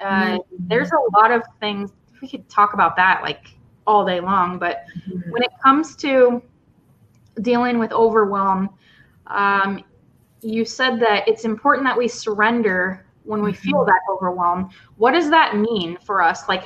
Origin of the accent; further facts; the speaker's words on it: Iowa, United States; I was from Iowa